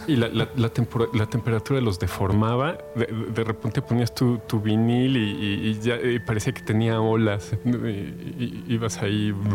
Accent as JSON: {"language": "Spanish", "country": "Mexico", "said": "como, mexicanos"}